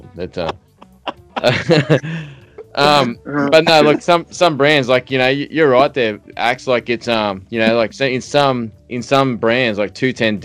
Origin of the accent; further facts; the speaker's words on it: Australia; I'm Australian